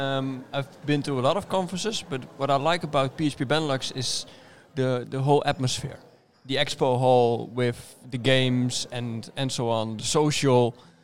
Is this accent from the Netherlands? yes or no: yes; Nijmegen, Gelderland, Netherlands; I'm from Nijmegen, the Netherlands. I'm still 36 years old. Next month I'll be 37, and I work as a PHP developer at Procurios.